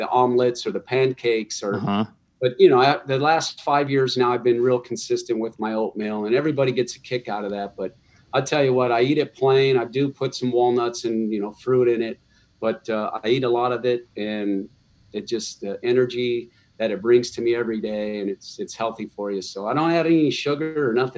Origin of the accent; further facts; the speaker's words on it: Barstow, California, United States; we were growing up in Barstow